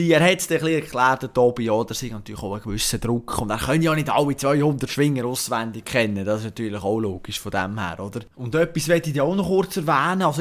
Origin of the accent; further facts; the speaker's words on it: Bern, Switzerland; Ich freue mich brutal auf das Fest. Äh, als Berner natürlich, äh, mit dem Auge auf einen Ledermann oder auf einen Studenmann.